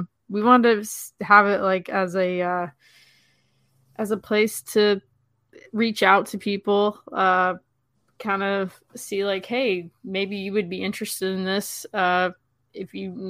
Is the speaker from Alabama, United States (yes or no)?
yes; Birmingham, Alabama, United States; also born or lived in Vancouver, Canada; now in Atlanta, United States; I'm originally from Birmingham, Alabama.